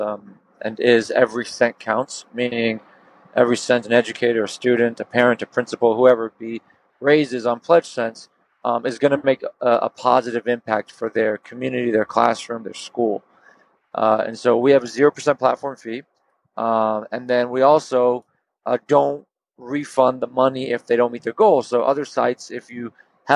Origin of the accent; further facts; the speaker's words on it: Houston, Texas, United States; we're from Houston